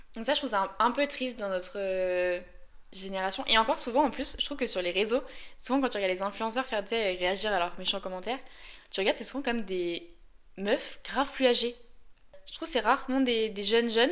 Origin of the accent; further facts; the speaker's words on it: Lyon, Auvergne-Rhône-Alpes, France; Je suis une bonne lyonnaise